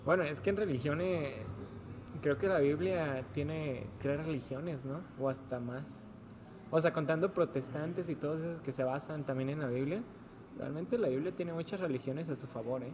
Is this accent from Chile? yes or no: no; Mexico